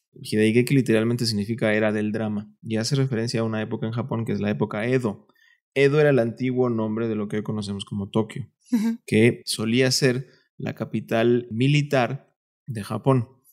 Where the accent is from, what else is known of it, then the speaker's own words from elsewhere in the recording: Veracruz, Mexico; moved away as an adult; also born or lived in Mexico City; Yo soy de Veracruz y cuando vine a estudiar a la Ciudad de México, me quedé con un tío